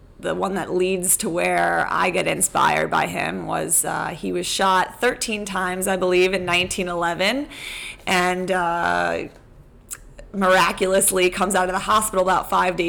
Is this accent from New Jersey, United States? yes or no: no; New York area, United States; born or raised there